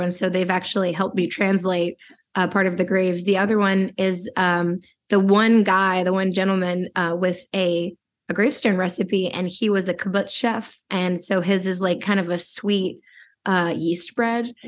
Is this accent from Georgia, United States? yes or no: no; Washington, District of Columbia, United States; I grew up in Washington D.C.